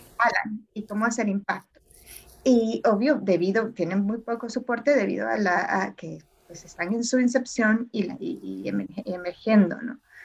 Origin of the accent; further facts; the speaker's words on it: El Salvador; moved away; crecí en El Salvador